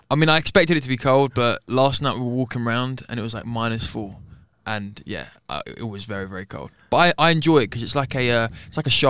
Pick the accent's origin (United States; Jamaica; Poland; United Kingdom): United Kingdom; London; Uh, I'm from London, and I'm 20 years old, almost 21